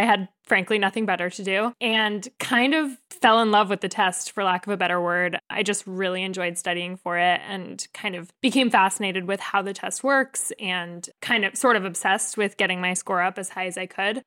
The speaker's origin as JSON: {"language": "English", "region": "New Jersey", "country": "United States", "tie": "born or raised there", "also_born_or_lived": "Maine", "moved": "as an adult", "said": "I am born and raised in New Jersey, North Jersey, about thirty minutes outside of New York City"}